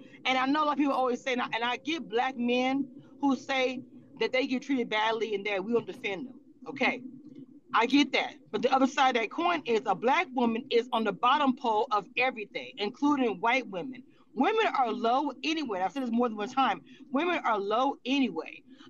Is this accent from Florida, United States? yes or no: no; California, United States; born there; Because I was born originally from California. So when I came back from traveling, they called myself and my sister, they called us white girls.